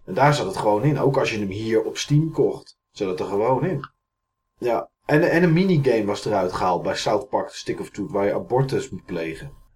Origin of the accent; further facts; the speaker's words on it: Enschede, Overijssel, Netherlands; bij ons in Enschede